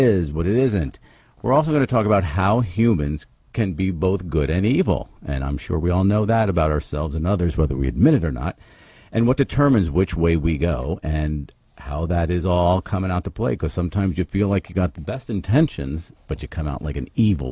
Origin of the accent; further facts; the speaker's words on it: Philadelphia, Pennsylvania, United States; I'm from Philly